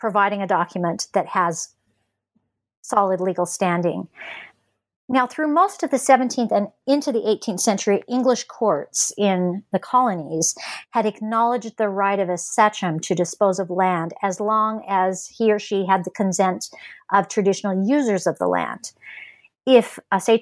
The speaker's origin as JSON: {"language": "English", "town": "Los Angeles", "region": "California", "country": "United States", "tie": "born or raised there", "said": "I'm a Westerner by birth. I was born in Los Angeles, and my family lives in the West, in California and in England, and or not England, Utah."}